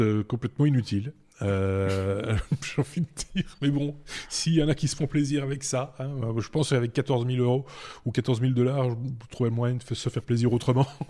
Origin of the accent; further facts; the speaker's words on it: Belgium; chez nous en Belgique